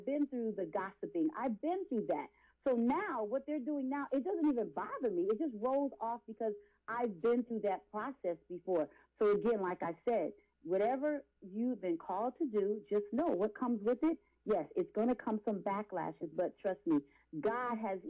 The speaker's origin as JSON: {"language": "English", "town": "Philadelphia", "region": "Pennsylvania", "country": "United States", "said": "I'm from Philadelphia"}